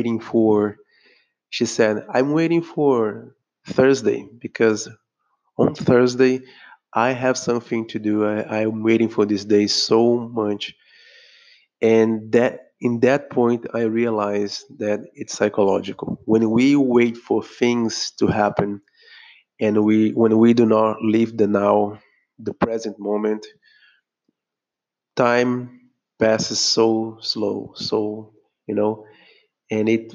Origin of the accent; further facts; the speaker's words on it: Brazil; I'm speaking here from Brazil. I'm a Brazilian